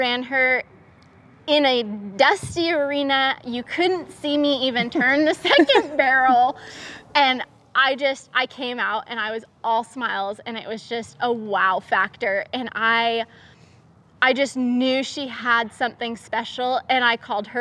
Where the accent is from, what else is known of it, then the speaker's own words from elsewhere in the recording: Oregon, United States; moved away; I'm originally from Oregon